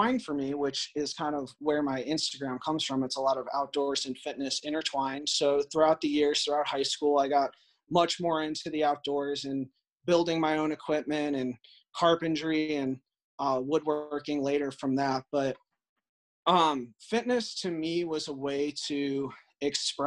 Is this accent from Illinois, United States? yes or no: yes; North Central Illinois, United States; I grew up in North Central Illinois